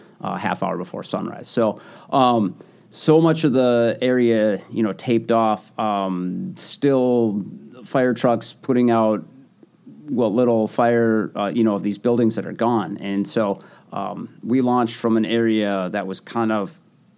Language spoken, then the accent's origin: English; Sun Prairie, Wisconsin, United States; born or raised there; moved away